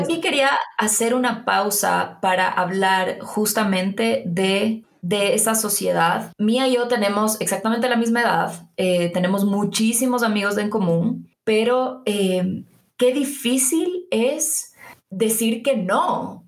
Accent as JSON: {"language": "Spanish", "town": "Quito", "region": "Pichincha", "country": "Ecuador", "tie": "born or raised there", "said": "nosotras somos de Quito, obviamente, y, hemos crecido aquí"}